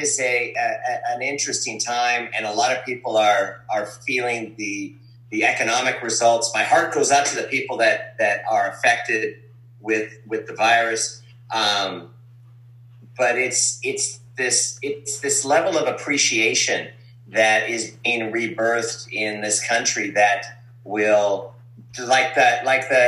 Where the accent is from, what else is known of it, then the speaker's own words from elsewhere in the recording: Calgary, Alberta, Canada; I was born in Calgary, Alberta. Ukrainian from Calgary.